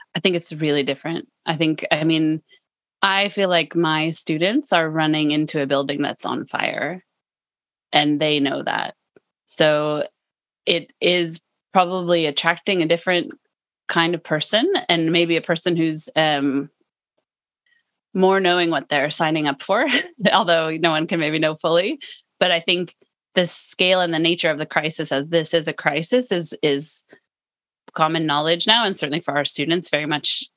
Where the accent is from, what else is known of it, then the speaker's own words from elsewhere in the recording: California, United States; now in Lund, Sweden; I'm from California